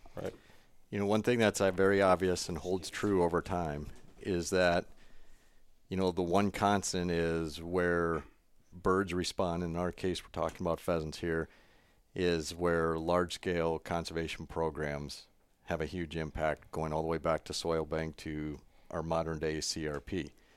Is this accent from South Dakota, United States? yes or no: yes; South Dakota, United States; growing up in South Dakota